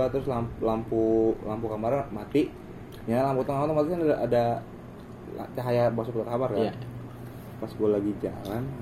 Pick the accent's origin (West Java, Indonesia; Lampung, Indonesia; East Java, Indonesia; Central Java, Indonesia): West Java, Indonesia; Bandung; gue anak Bandung